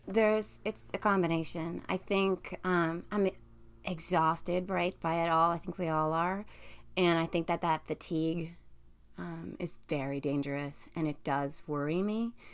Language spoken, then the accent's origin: English; New Jersey, United States; I live in New Jersey. I'm from New Jersey